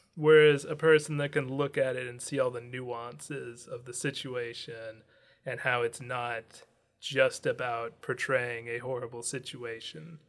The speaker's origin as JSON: {"language": "English", "country": "United States", "said": "I'm from America."}